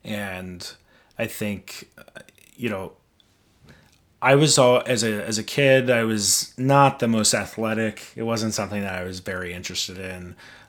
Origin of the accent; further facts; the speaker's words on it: Midwest, United States; I grew up in the Midwest where it was common to use, you know, gay and fag as hate words.